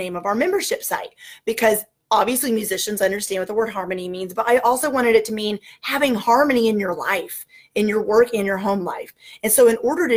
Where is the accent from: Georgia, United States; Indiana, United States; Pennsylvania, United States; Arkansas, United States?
Arkansas, United States; Northwest; I am from Northwest Arkansas